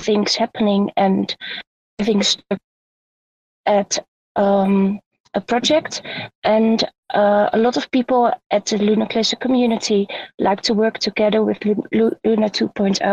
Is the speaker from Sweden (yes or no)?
no; Netherlands; English is a second language; I'm from Holland